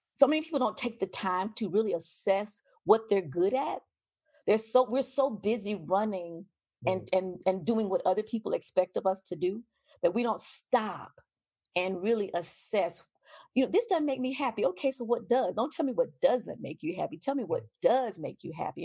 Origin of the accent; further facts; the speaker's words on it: United States; I'm an American